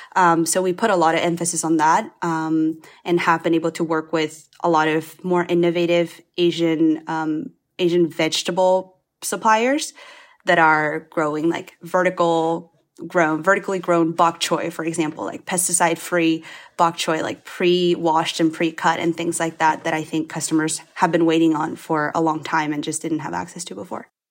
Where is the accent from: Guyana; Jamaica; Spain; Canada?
Spain; now in United States; my parents are Chinese, um, but I grew up in Spain